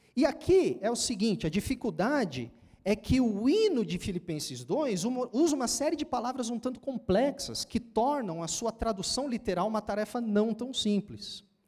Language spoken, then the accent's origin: Portuguese; São Paulo, Brazil; Lá de onde eu venho, né? Da, da Samaria, lá do outro lado, de São Paulo